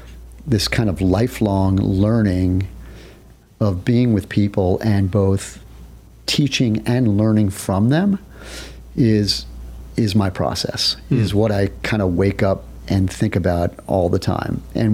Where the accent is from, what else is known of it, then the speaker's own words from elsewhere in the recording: New York, United States; I see her regularly because as a New Yorker, I have to get back to Mecca.